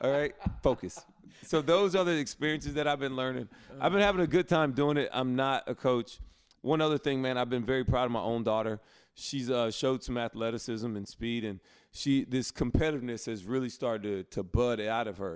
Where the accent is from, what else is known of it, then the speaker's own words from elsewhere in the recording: Alabama, United States; now in Charlotte, United States; my hometown